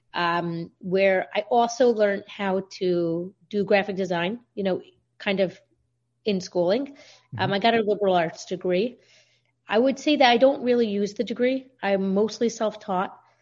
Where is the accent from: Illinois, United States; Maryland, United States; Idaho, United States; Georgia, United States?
Maryland, United States; Baltimore; I'm from Baltimore, Maryland